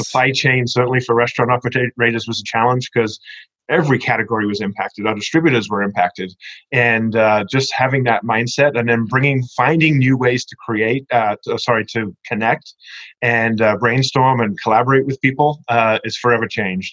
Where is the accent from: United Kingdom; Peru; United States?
United Kingdom; England; moved away; growing up in England, I was a Churchill fan